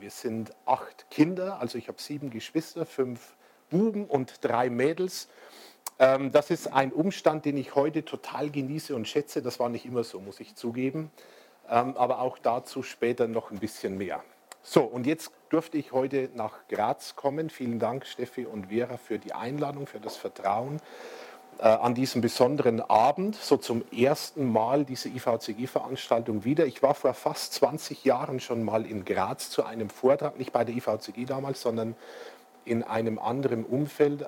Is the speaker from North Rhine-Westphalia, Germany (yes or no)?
no; Bavarian Forest, Germany; dem Bayerischen Wald. Vielleicht sagt Ihnen Regensburg was oder Passau? Also wir sind 75 Kilometer etwa östlich von Regensburg an der Grenze zu Tschechien. Das ist meine Heimat, wo ich aufgewachsen bin